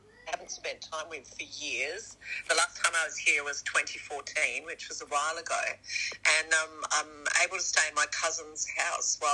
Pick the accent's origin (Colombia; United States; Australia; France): Australia; I'm Australian.